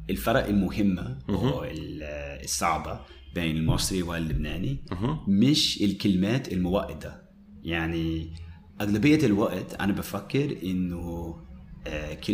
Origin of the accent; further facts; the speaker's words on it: Dahieh, Mount Lebanon, Lebanon; انا انا من انا من داهيه وهو داهيه منطقه كتير شعبيه